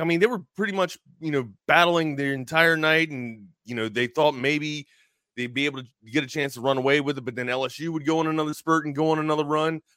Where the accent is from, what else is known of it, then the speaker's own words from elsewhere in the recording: United States; I was born here, but apparently my lineage is from Norway